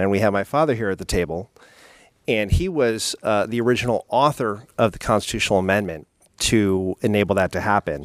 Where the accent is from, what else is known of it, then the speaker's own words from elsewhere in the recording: South San Francisco, California, United States; my hometown of South San Francisco